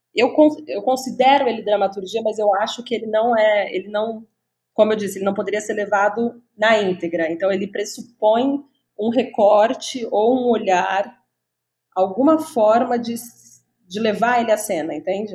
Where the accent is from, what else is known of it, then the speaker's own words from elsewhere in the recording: Franca, São Paulo, Brazil; moved away as an adult; now in São Paulo, Brazil; eu sou do interior, na verdade, eu sou de Franca, mas já estou morando em São Paulo faz mais uhum. de 10 anos.